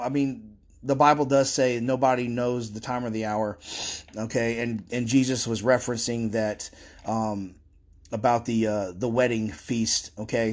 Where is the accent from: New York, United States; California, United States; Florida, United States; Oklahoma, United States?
Florida, United States; I'm from Florida